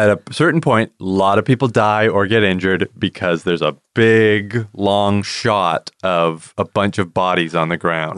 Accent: Canada; we're Canadian

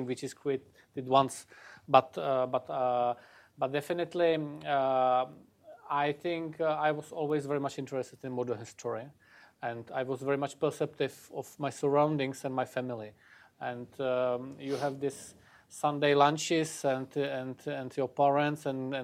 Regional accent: Czechia; my home country, in Czechia.

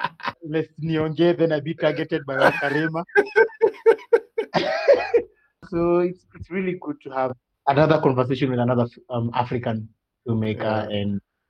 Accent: Russia; born there; My dad, because I was born in Russia, and when my dad was posted there, he really instilled in us movie night

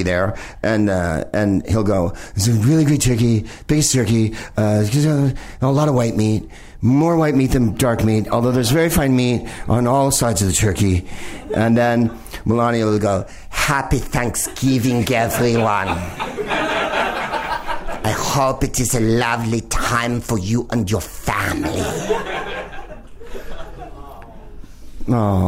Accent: San Carlos, California, United States; now in Los Angeles, United States; I'm from San Carlos, California, the whitest place on earth

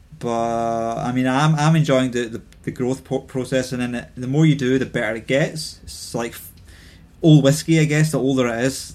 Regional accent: Scotland, United Kingdom; accent: Scottish; now in London, United Kingdom; my Scottish accent

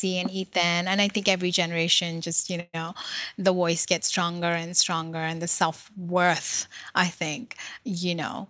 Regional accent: New York, United States; I've lived in this country for 30 years. I'm from New York.

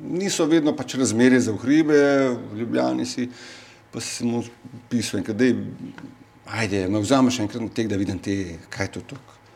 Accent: North Macedonia; now in Slovenia; jaz sem iz Makedonije

